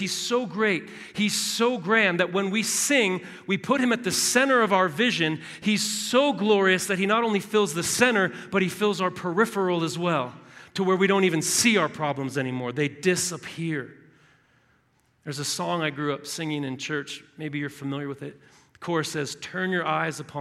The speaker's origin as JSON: {"language": "English", "region": "Southern California", "country": "United States", "tie": "born or raised there", "moved": "yes", "said": "My wife and I are from Southern California"}